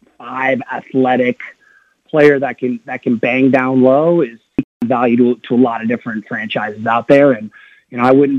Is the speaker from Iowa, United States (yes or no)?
yes; Iowa, United States; growing up in Iowa, my football has always been played on Saturday.